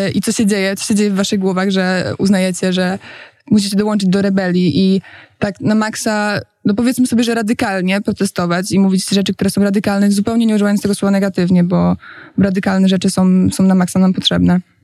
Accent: Poznań, Greater Poland, Poland; moved away as an adult; now in Warsaw, Poland

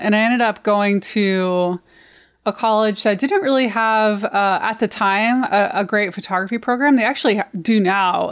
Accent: Missouri, United States; also born or lived in Ozarks; now in Detroit, United States; I grew up in Missouri, a really rural part of Missouri

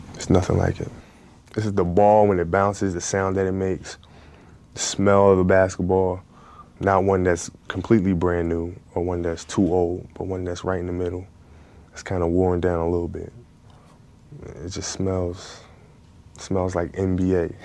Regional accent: Italy; I played baseball growing up in Italy.

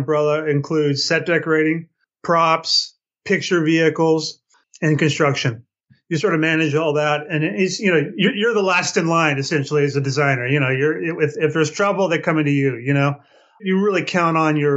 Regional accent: Palm Springs, California, United States; moved away as an adult; also born or lived in Los Angeles; I grew up in the Palm Springs area. And upon leaving here about age 19, I moved to L.A.

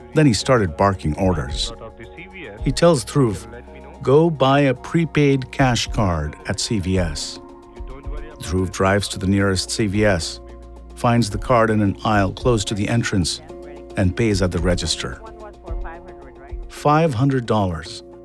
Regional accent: India; moved away; I was born and raised in India

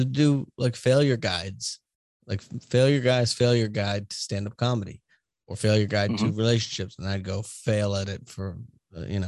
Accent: Boston, Massachusetts, United States; moved away; I'm from Boston, we can have shitty tone and sound like judgmental, especially when I left Boston

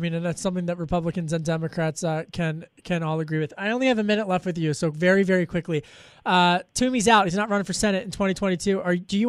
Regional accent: Pennsylvania, United States; Okay, so I grew up in Delco

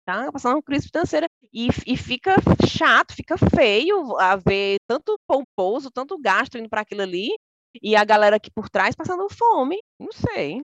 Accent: Brazil; now in United Kingdom; somos nós, né, brasileiras

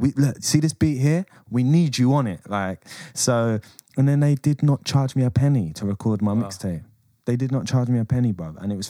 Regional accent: England, United Kingdom; I'm English.

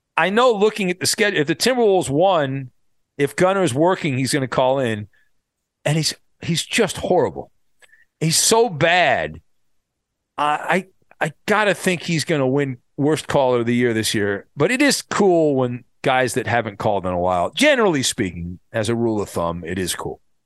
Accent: Orange County, California, United States; I grew up in Orange County, not far from the Big A where the Angels play

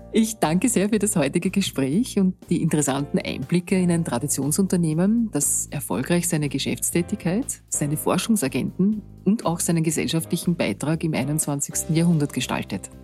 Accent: Austria; Bei uns in Österreich

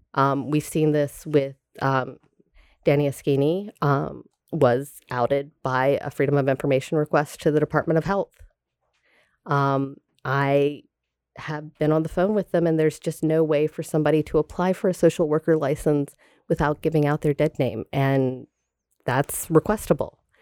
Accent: Tallahassee, Florida, United States; moved away; I am from Tallahassee, Florida

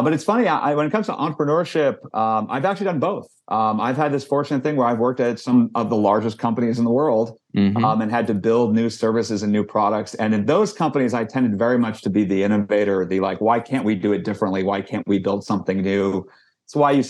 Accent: Silicon Valley, California, United States; I grew up in Silicon Valley, was literally born in Stanford Hospital

